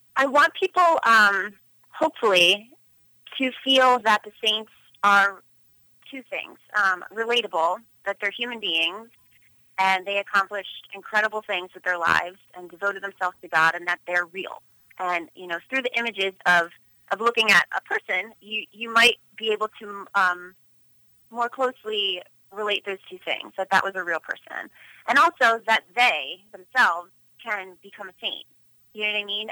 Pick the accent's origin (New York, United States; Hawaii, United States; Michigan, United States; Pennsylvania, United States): Pennsylvania, United States; Philadelphia; moved away as an adult; also born or lived in Los Angeles; born and raised in Philadelphia, Pennsylvania.